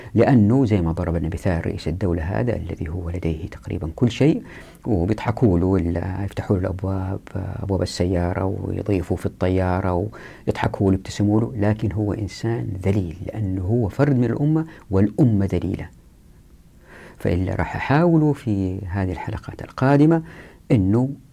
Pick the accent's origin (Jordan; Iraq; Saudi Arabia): Saudi Arabia; Taif, Makkah Province; أنا مثلا اتولدت في الطائف وطفولتي في الطائف أحب الطائف